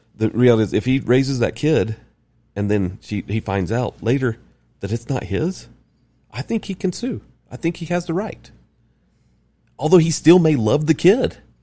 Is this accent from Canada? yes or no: no; the South, United States; moved away; I'm from the South, and I'm, gr, grew up L D S